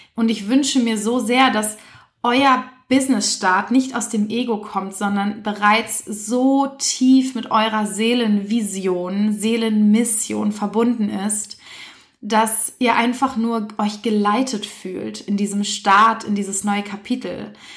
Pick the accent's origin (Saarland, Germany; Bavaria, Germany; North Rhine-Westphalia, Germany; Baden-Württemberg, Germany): North Rhine-Westphalia, Germany; Essen; also born or lived in Berlin; in Essen übrigens, da bin ich die größte Zeit meines Lebens aufgewachsen, obwohl ich gebürtige Berlinerin bin.